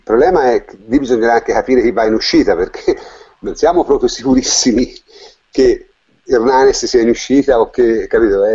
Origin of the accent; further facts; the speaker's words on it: Tuscany, Italy; toscano come me